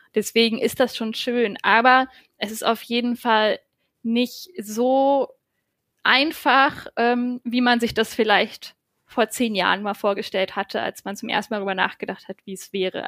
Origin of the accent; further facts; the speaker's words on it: Brandenburg, Germany; moved away as an adult; also born or lived in Hamburg; now in Berlin, Germany; ich komme vom Dorf aus Brandenburg